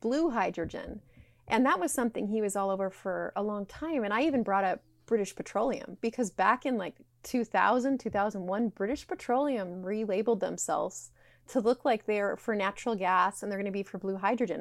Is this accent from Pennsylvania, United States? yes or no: no; Utah, United States; I was raised in Utah